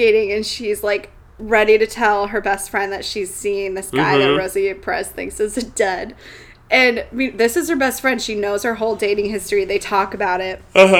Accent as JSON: {"language": "English", "region": "Minnesota", "country": "United States", "said": "Sorry, I'm from Minnesota."}